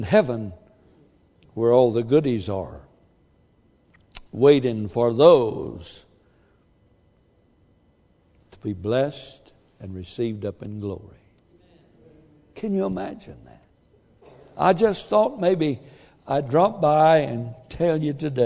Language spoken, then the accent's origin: English; the South, United States; moved away; I'm from the South, even farther south than we are south